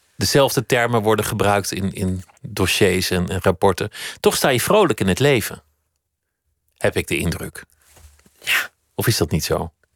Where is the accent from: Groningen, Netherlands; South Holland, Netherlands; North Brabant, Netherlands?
South Holland, Netherlands; Oegstgeest; mijn geboortedorp Oegstgeest